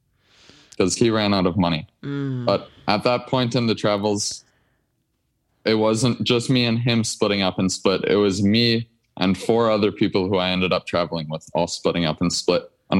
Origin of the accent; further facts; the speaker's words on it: Minnesota, United States; I'm from Minnesota.